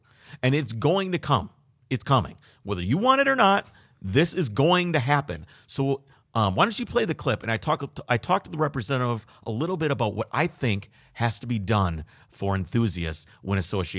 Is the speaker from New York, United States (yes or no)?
no; Minnesota, United States; I'm from Minnesota.